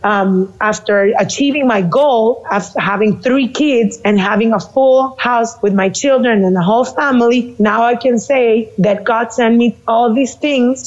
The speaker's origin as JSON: {"language": "English", "town": "San Juan", "country": "Puerto Rico", "said": "I'm from Puerto Rico, San Juan."}